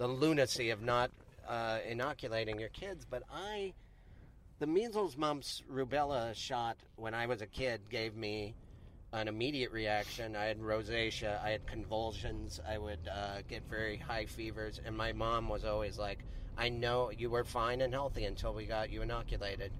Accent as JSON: {"language": "English", "region": "Montana", "country": "United States", "tie": "born or raised there", "moved": "yes", "said": "I grew up in Montana and lived in a basement my whole life."}